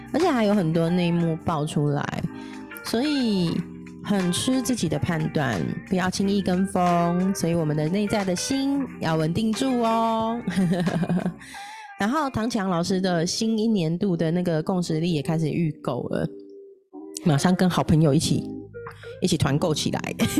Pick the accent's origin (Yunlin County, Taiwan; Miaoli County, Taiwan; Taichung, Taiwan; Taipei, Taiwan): Taipei, Taiwan; 公立的话是北投那边的复兴高中，我在那边认识了一票很好的朋友、同学